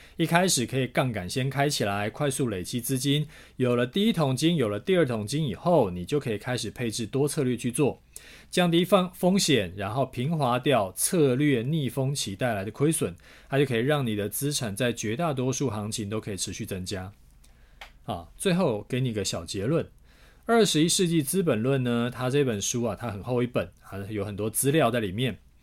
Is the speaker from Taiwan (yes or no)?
yes; Taiwan; 我们台湾人收入的数据